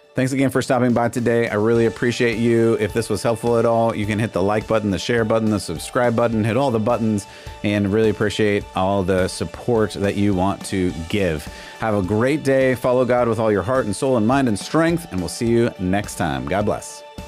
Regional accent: California, United States; moved away; I grew up in California

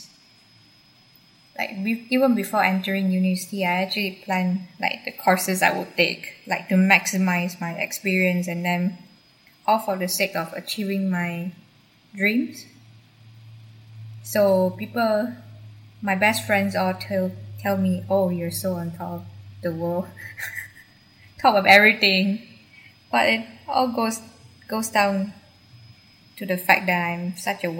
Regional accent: Selangor, Malaysia; moved away; my home country, Malaysia.

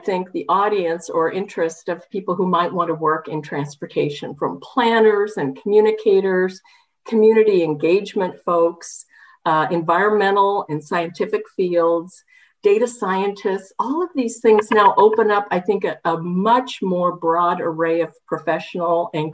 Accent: Southern Oregon, United States; moved away; also born or lived in Washington; I come from Oregon, Southern Oregon

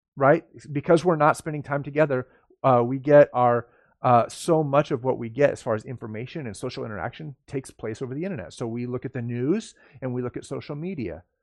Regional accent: United States; I'm an American and I love living in America

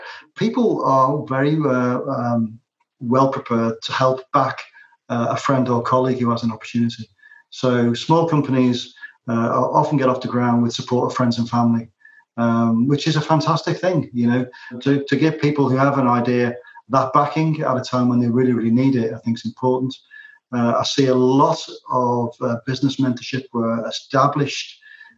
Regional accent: Liverpool, North West England, United Kingdom; moved away as an adult; also born or lived in Manchester; now in Ireland; growing up in Liverpool and then spending a lot of my working life in Manchester

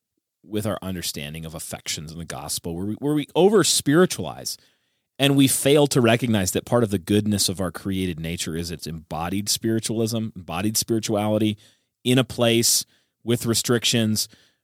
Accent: England, United Kingdom; now in Utah, United States; I came here from England.

